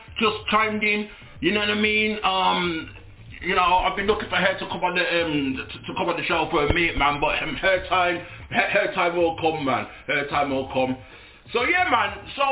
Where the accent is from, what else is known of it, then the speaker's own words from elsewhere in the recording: United Kingdom; Born in the UK to Jamaican parents.